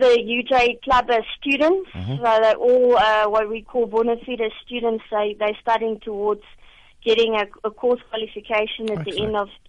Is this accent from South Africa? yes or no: yes; South Africa; going to represent as a South African at the tournament as a technical judge